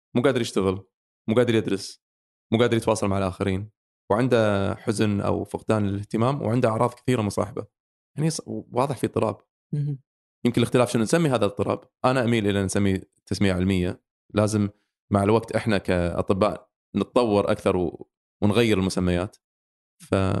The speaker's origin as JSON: {"language": "Arabic", "country": "Kuwait", "said": "عندنا بالكويت"}